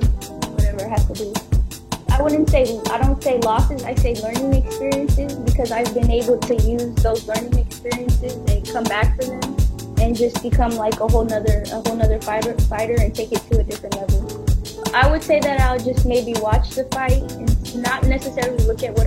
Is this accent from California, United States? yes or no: yes; Oakland, California, United States; I'm from Oakland, California, and I train at Lightning Boxing Club.